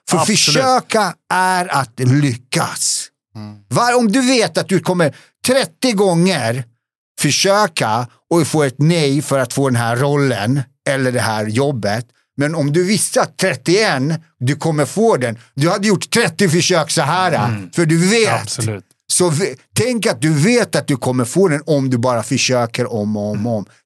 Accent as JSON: {"language": "Swedish", "country": "Bosnia & Herzegovina", "also_born_or_lived": "Serbia", "moved": "yes", "lives_now": "Sweden", "said": "Vi är båda från Bosnien."}